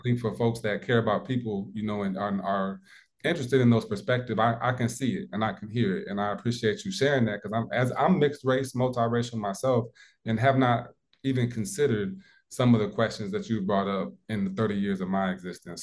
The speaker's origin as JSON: {"language": "English", "region": "Midwest", "country": "United States", "tie": "born or raised there", "moved": "yes", "lives_now": "South Carolina, United States", "said": "growing up in the Midwest"}